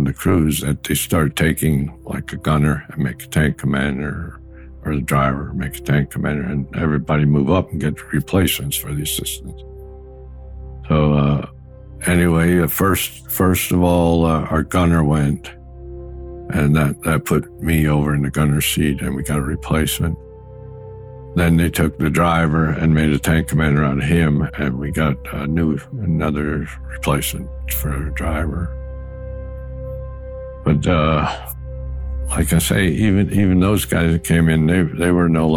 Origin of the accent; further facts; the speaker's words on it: Pennsylvania, United States; Bath, Pennsylvania, which is 25 miles away from my hometown